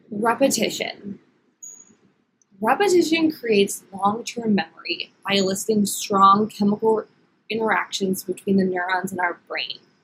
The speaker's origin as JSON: {"language": "English", "town": "Philadelphia", "region": "Pennsylvania", "country": "United States", "moved": "yes", "said": "I am originally from the Philadelphia area."}